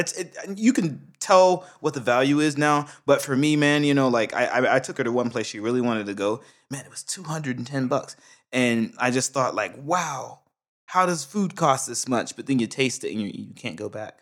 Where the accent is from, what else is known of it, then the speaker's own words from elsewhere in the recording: Brunswick, Georgia, United States; now in Japan; I'm from Brunswick, Georgia, man. I'm from the South, South.